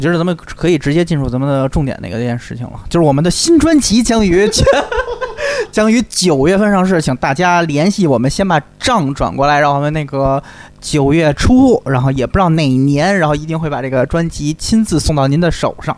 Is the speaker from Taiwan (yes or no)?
no; Beijing, China; 作为一个背景人